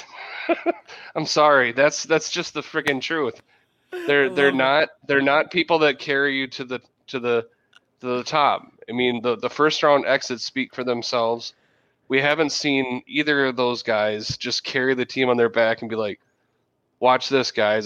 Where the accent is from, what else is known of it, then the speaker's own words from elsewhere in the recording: Minnesota, United States; also born or lived in South Central Wisconsin; now in Wisconsin, United States; I was born and raised in Minnesota